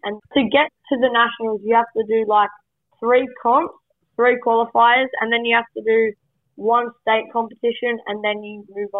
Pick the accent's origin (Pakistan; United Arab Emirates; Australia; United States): Australia; Melbourne, Victoria; also born or lived in Queensland; So I was born in Queensland and then I moved to Melbourne.